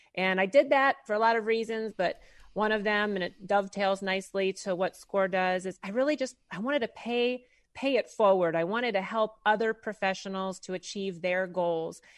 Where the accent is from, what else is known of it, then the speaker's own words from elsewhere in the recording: St. Louis, Missouri, United States; now in Maitland, United States; originally born and raised in Saint Louis, Missouri. So, Midwest girl at heart